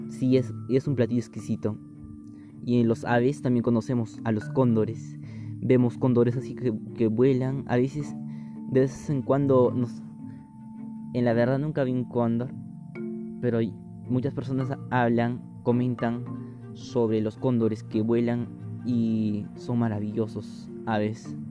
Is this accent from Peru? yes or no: yes; Peru; hace sentir una, tradición muy importante y maravilloso a cada uno de nosotros, de las personas que somos peruanos.